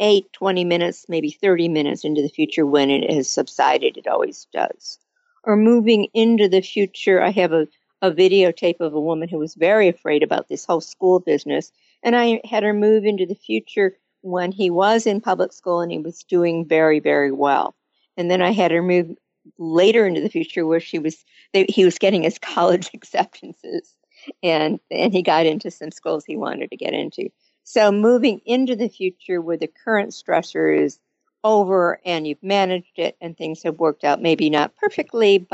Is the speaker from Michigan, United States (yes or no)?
yes; Michigan, United States; I grew up in Michigan